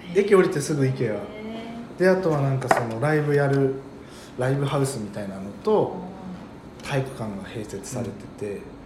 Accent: Morioka, Iwate, Japan; now in Utsunomiya, Japan; 僕の地元の盛岡なんですよ

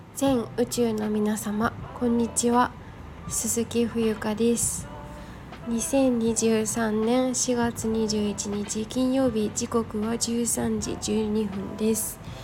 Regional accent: Japan; born or raised there; moved away as an adult; now in Thailand

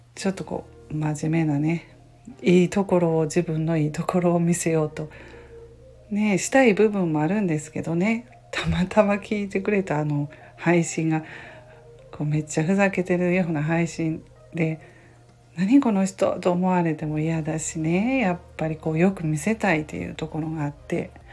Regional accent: Kansai, Japan; 関西人なので

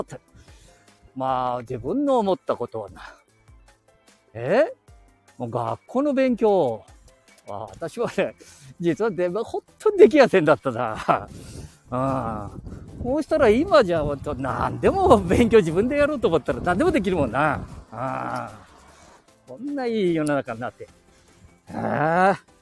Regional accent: Chita Peninsula, Aichi, Japan; 地元の名古屋の大学行っとろがや、この知多半島から

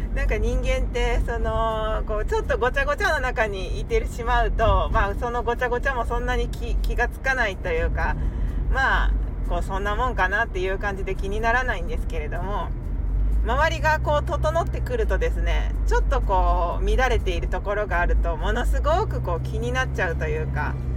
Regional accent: Kansai, Japan; 私は今関西に住んでいて関西育ちで、まあ、関西の人間なので

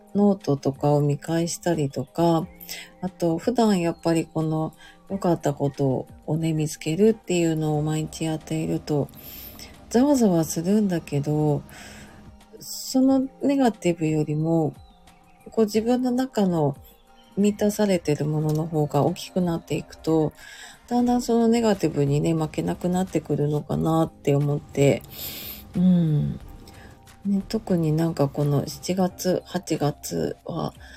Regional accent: Tokyo, Japan; also born or lived in Hokkaido; 東京にね、その時引っ越してきて

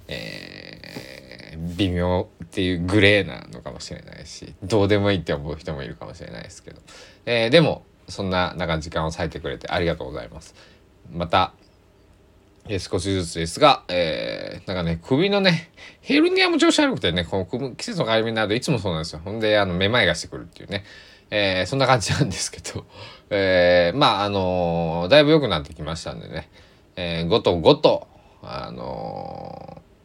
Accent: Japan; also born or lived in Takamatsu, Kagawa; 僕は日本に生まれて日本で育って日本語をしゃべりそして今も日本に住んでいる

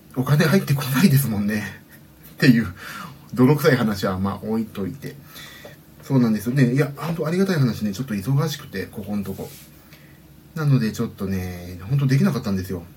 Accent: Kanagawa, Japan; うちはねあのまあ言うと家の方バレちゃうんですけどあのサイクリングコースが割と近くてねそそこら辺ですよ神奈川県なんでうち

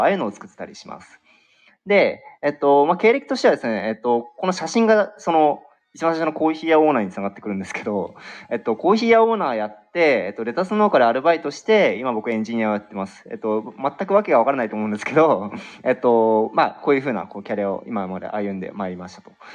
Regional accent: Nagaoka, Niigata, Japan; 僕、出身が新潟県長岡市ってところ

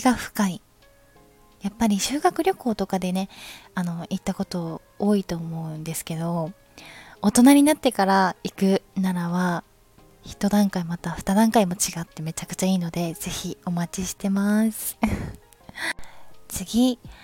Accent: Ikoma, Nara, Japan; moved away; 私は生駒市出身なんですけど、奈良県生駒市は空気がいいところ

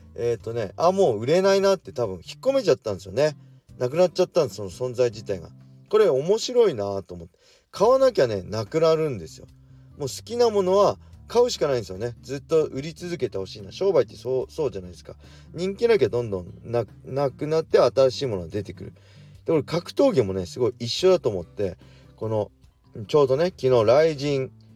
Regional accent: Tsukuba, Ibaraki, Japan; この僕の地元このつくば

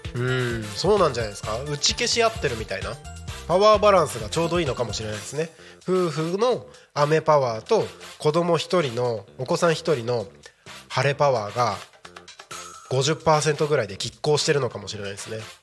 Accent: Japan; 自分のねこの生まれ育った日本

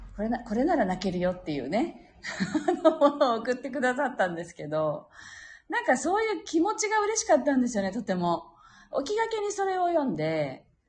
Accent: Japan; 私たちが日本人であるこの地に生まれた

